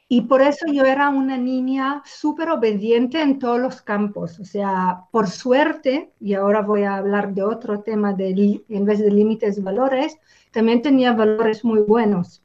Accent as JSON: {"language": "Spanish", "country": "Israel", "moved": "yes", "said": "Yo vengo de Israel"}